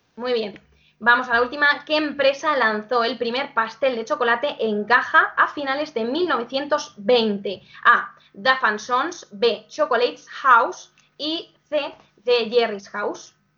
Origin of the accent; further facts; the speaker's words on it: Albacete, Castilla-La Mancha, Spain; soy de Albacete